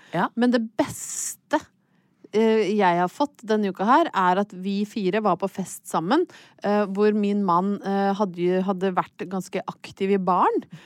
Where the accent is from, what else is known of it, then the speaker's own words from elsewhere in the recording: Hedmarken, Innlandet, Norway; jeg er fra Hedmarken